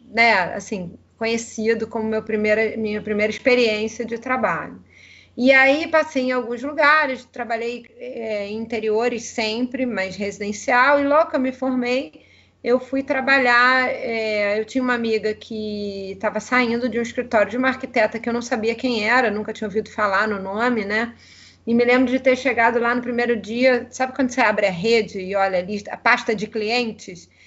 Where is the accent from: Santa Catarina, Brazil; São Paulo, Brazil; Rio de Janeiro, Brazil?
Rio de Janeiro, Brazil; accent: carioca; sou carioca, né? Acho que o sotaque não nega